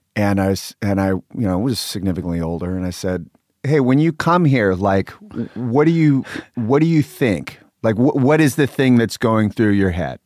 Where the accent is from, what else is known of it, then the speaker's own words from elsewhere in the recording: Sacramento, California, United States; I grew up in Sacramento